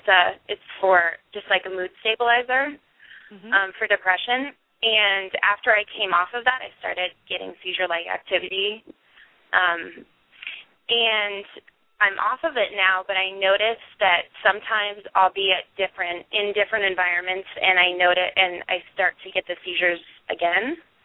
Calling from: Boulder, Colorado, United States; I'm from Boulder, Colorado.

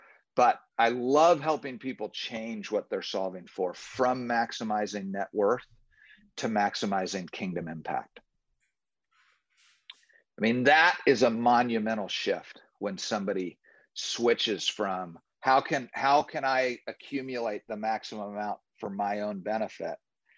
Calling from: Orlando, Florida, United States; I'm calling in from Orlando, Florida. I live here with my wife of 33 years

